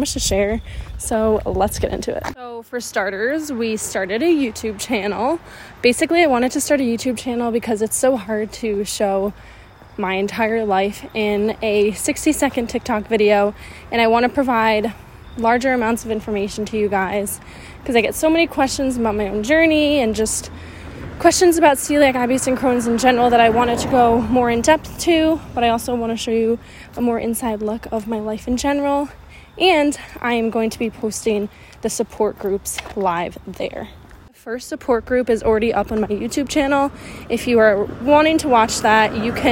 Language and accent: English; New York, United States; I'm from New York